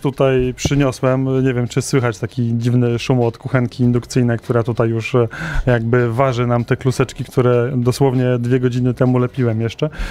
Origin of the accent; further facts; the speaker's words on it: Opole Voivodeship, Poland; ja pochodzę z Opolszczyzny, ale też mam z Górnego Śląska rodzinę